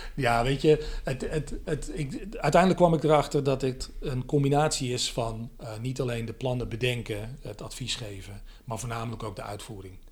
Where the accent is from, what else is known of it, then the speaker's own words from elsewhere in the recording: Aalsmeer, North Holland, Netherlands; in Aalsmeer, waar ik, waar ik vandaan kom